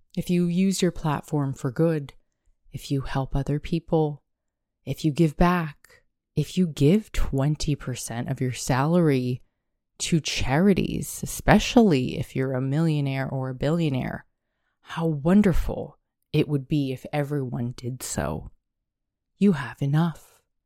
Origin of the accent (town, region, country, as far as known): United States